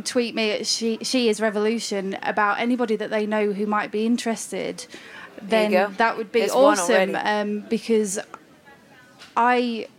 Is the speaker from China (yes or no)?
no; United Kingdom